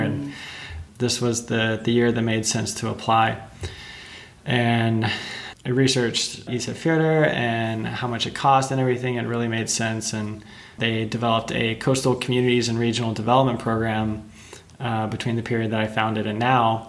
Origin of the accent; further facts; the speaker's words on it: Texas, United States; moved away; I'm originally from Texas